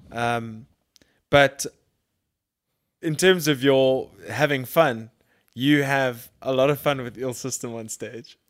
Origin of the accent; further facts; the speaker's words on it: Durban, KwaZulu-Natal, South Africa; I grew up in Durban